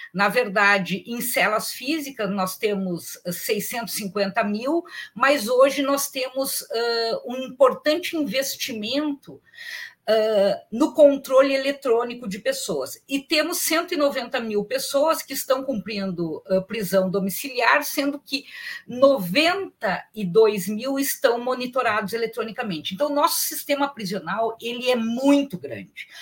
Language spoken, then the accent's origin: Portuguese; Porto Alegre, Rio Grande do Sul, Brazil; Eu sou de Porto Alegre